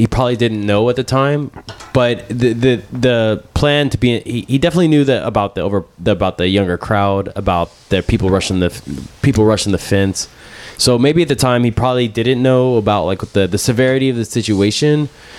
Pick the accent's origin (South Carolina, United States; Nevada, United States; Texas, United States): Texas, United States; Houston; I'm from Houston, born and raised, and I love Houston.